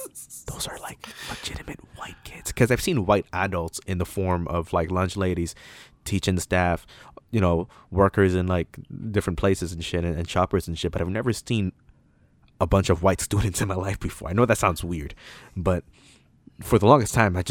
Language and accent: English; Toronto, Ontario, Canada; So, I grew up in Toronto all my life, right? I never moved once, as far as I know.